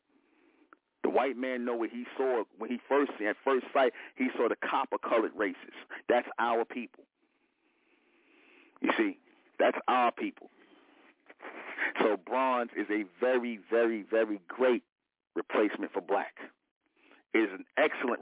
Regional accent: United States; We are the real Americans.

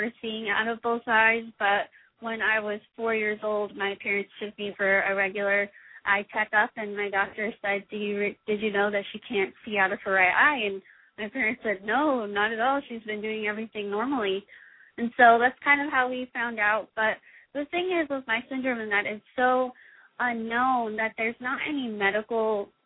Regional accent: Austin, Texas, United States; The school I go to is 20 minutes away from Austin, my hometown, in my parents' house

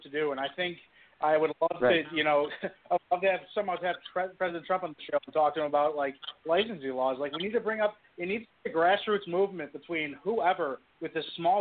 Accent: Buffalo, New York, United States; I'm from the Buffalo area.

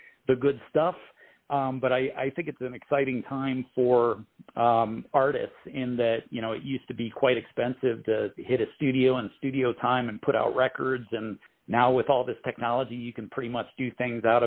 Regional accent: Pittsburgh, Pennsylvania, United States; moved away as an adult; also born or lived in San Francisco, California; now in Denver, United States; Born and raised in Pittsburgh, spent a little bit of time in San Francisco, California. back to Pittsburgh and now here in Denver

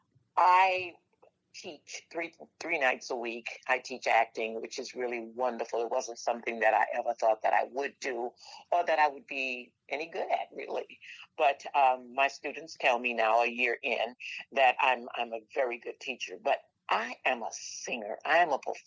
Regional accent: Florida, United States; I want to stay in Florida. I want to stay right here in my hometown

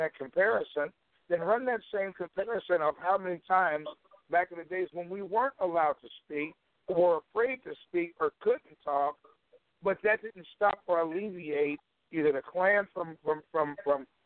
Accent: Chicago, Illinois, United States; moved away; my hometown of Chicago

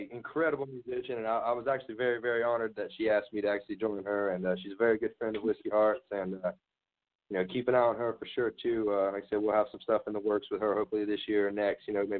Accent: Jacksonville, Florida, United States; we're from Jacksonville

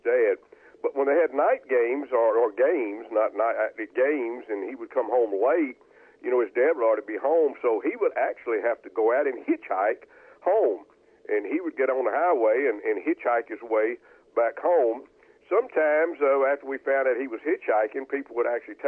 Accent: Ruston, Louisiana, United States; I grew up with Leon in Ruston

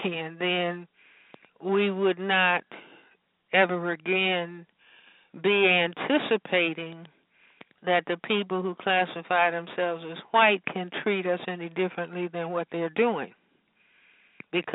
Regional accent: Chicago, Illinois, United States; growing up in Chicago

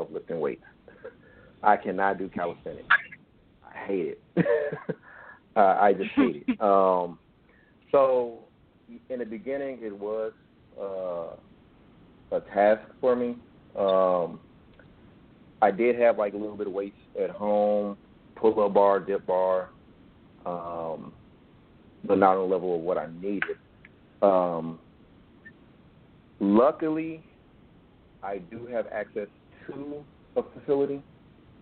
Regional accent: Chicago, Illinois, United States; moved away; I'm from Chicago, by the way. So all my family is in Chicago.

